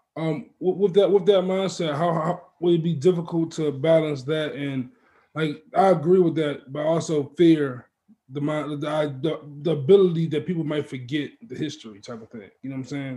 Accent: Maywood, Illinois, United States; I'm from Maywoods

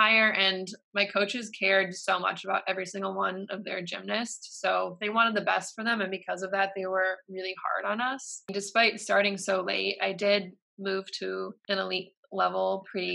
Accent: Michigan, United States; Michigan, which is my hometown.

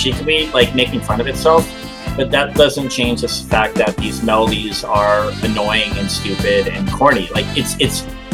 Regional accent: Methuen, Massachusetts, United States; my hometown of Methuen, Massachusetts

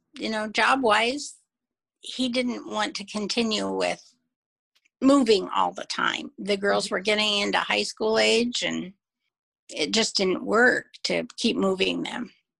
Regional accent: Albion, Michigan, United States; now in Seattle, United States; I grew up in Albion, Michigan.

